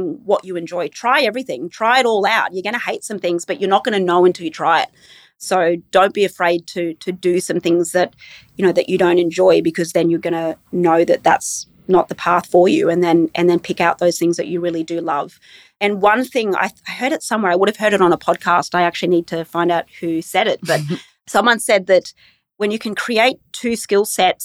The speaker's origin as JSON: {"language": "English", "town": "Brisbane", "region": "Queensland", "country": "Australia", "tie": "born or raised there", "also_born_or_lived": "Inverell, New South Wales / Tamworth, New South Wales", "said": "we moved from Inverell when I was about 6 or 7 to Tamworth. And then from Tamworth, we came to Brisbane."}